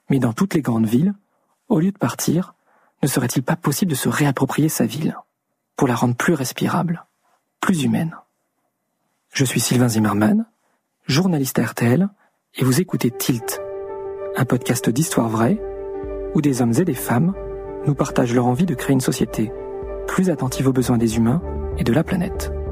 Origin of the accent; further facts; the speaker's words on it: Lyon, Auvergne-Rhône-Alpes, France; also born or lived in Metz / Verdun / Saint-Pierre-et-Miquelon; now in Paris, France; Je suis originaire de Lyon mais j'ai aussi vécu à Metz, à Verdun et à Saint-Pierre-et-Miquelon.